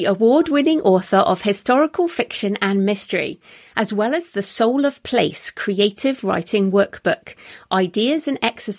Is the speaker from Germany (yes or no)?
no; United Kingdom; even as a Brit